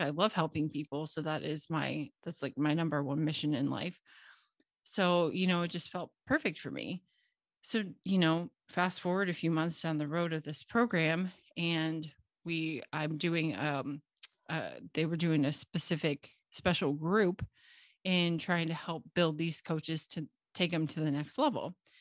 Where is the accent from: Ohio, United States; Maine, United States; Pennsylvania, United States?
Ohio, United States; Cincinnati; moved away as an adult; now in Knoxville, United States; I grew up in Cincinnati, Ohio, where I lived until I was twenty-three.